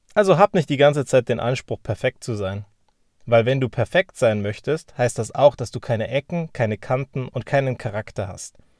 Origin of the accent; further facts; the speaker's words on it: Germany; wir sind ja Deutsche.